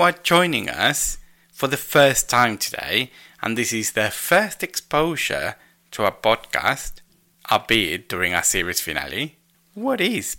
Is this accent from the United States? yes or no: no; Argentina; first language Spanish; English is a second language; now in United Kingdom; I'm still Argentinian as well.